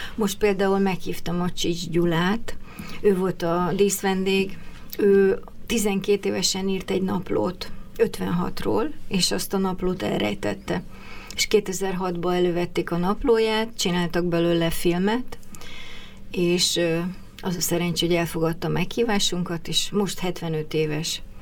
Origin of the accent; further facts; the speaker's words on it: Budapest, Hungary; also born or lived in Miskolc; 8 te... évesen kerültem föl Budapestre, akkor az egész család költözött